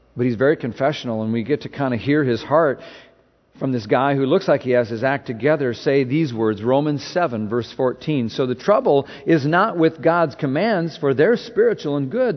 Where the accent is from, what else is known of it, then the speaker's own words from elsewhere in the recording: Minnesota, United States; moved away; I'm from Minnesota